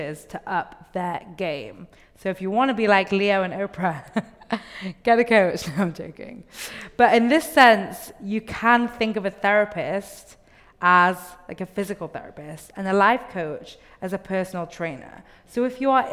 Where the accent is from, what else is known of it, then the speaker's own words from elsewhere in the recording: England, United Kingdom; moved away; I grew up in England